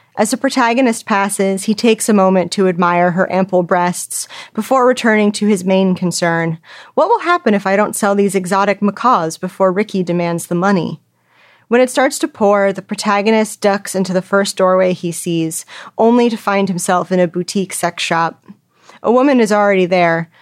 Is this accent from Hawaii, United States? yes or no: no; California, United States; I grew up in California